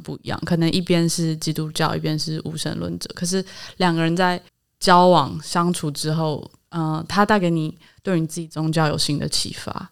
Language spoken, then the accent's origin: Chinese; Taipei, Taiwan; 我们家在台北市长大，然后是，呃，希望台湾独立的